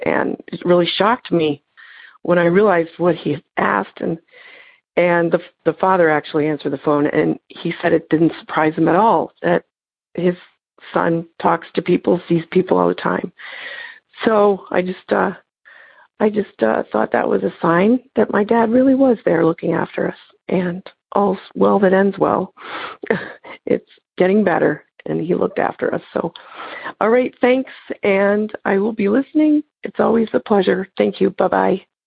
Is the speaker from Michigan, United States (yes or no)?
yes; Canton, Michigan, United States; I'm from Michigan, Canton, Michigan